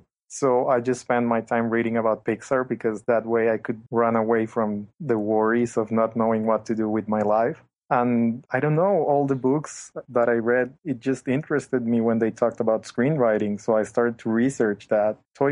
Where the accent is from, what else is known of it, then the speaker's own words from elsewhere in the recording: Colombia; also born or lived in Vancouver; now in Bogotá, Colombia; I'm from Colombia. I just turned 21.